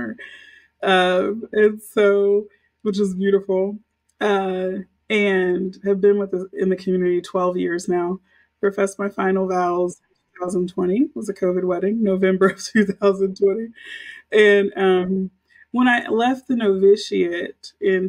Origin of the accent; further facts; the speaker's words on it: Houston, Texas, United States; Grew up in Houston, grew up Baptist